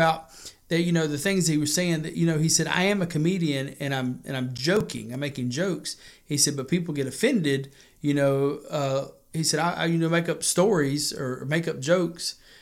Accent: White Horse Road, South Carolina, United States; I grew up on White Horse Road

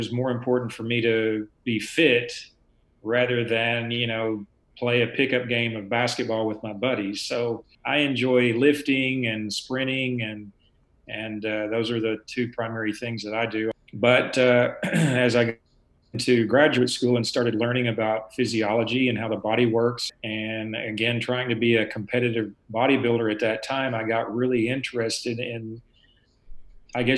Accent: the South, United States; as a Southerner growing up drinking milk and eating cheese and ice cream

